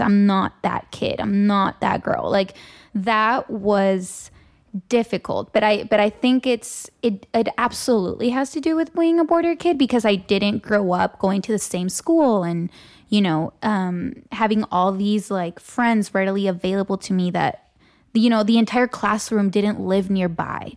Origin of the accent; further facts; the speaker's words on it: Tijuana, Baja California, Mexico; also born or lived in San Diego, California; now in Los Angeles, United States; So I grew up there, and that's really home